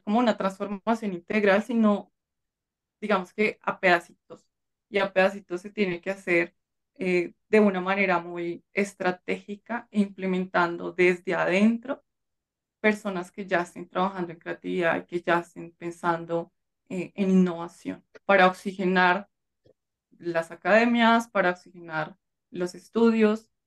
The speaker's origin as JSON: {"language": "Spanish", "country": "Colombia", "said": "en mi país"}